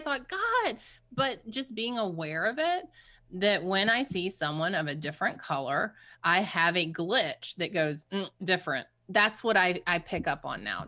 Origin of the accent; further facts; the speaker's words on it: Savannah, Georgia, United States; growing up in the South, um, in Savannah